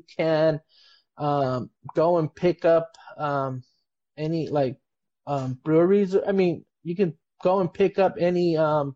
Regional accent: Bloomington, California, United States; my family, like we're from Bloomington. Like we said, we're from San Bernardino County.

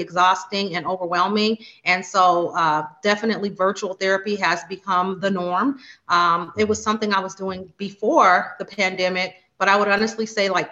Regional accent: Las Vegas, Nevada, United States; I reside and was born and raised in Las Vegas, Nevada

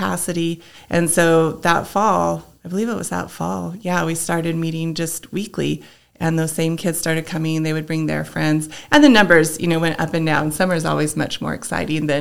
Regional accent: Los Alamos, New Mexico, United States; also born or lived in Vancouver, British Columbia / Texas; I grew up in Los Alamos.

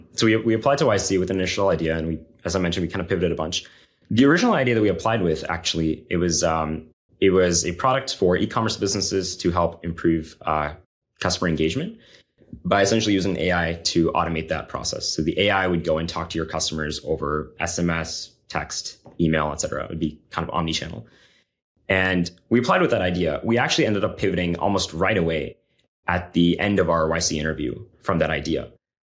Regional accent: Florida, United States; So I'm originally from Florida, you know, went to Berkeley in California for undergrad and master's as well.

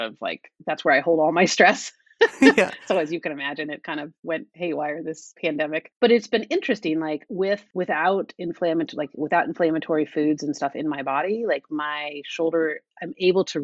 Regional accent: Denver, Colorado, United States; moved away as an adult; also born or lived in Washington, D.C.; I grew up in Denver

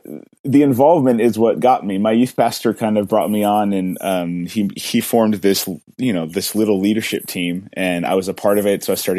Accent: Michigan, United States; moved away as an adult; now in Chicago, United States; I was born and raised in Michigan. So Chicago is recently new, just a couple years into the journey here with my wife in Chicago.

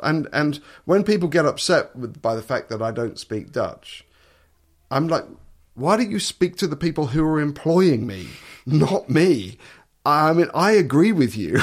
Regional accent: Suffolk, East of England, United Kingdom; moved away as an adult; now in Netherlands; I come from Suffolk.

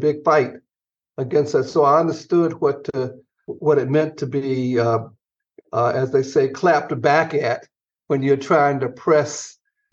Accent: Atlanta, Georgia, United States; moved away; I grew up in Atlanta

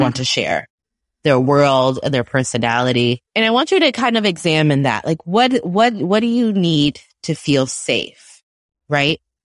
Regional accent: New York City, New York, United States; I'm from Brooklyn

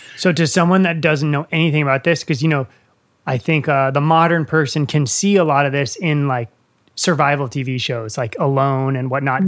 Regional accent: Northern Virginia, United States; also born or lived in Blue Ridge Mountains; I'm from Northern Virginia, and now I live in the Blue Ridge Mountains

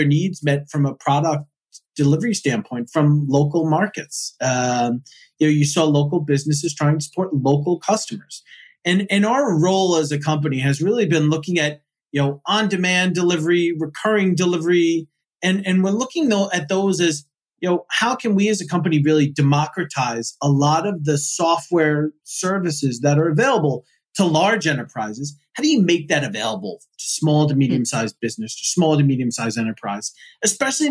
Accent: East Coast, United States; I grew up on the East Coast

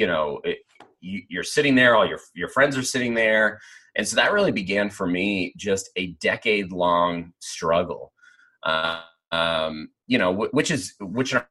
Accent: Pennsylvania, United States; where I grew up in Pennsylvania, church was something that you did

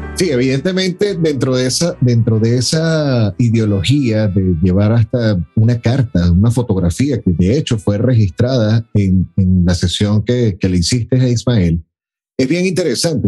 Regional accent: Venezuela; por mi naturaleza como, como venezolano

